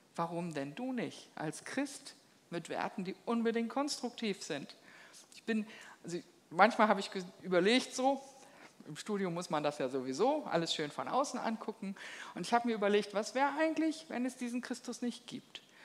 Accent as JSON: {"language": "German", "country": "Germany", "said": "bei uns in Deutschland"}